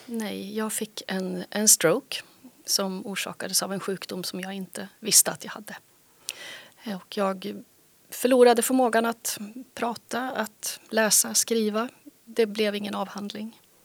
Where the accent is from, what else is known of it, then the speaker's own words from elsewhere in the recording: Västerås, Västmanland, Sweden; also born or lived in Skåne / Helsingborg; now in Härnösand, Sweden; Jag är från Västerås från början. Och sen bodde jag 25 år i Skåne